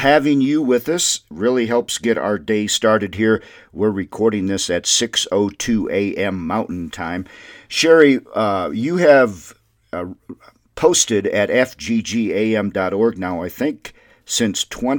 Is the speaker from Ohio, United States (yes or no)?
no; Windom, Minnesota, United States; Windham, Minnesota, my hometown